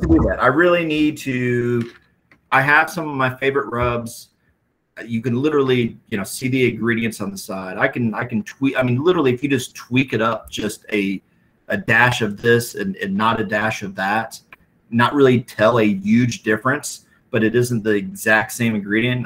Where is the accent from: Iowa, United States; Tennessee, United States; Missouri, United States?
Iowa, United States; we're both from Iowa